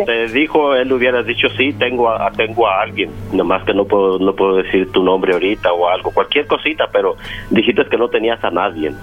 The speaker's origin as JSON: {"language": "Spanish", "country": "Mexico", "said": "yo soy de México"}